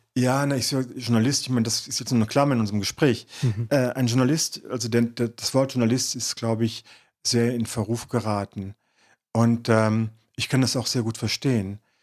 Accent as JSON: {"language": "German", "town": "Detmold", "region": "North Rhine-Westphalia", "country": "Germany", "tie": "born or raised there", "said": "das Dorf Pivizeide, dort, wo ich geboren bin, wo ich aufgewachsen bin"}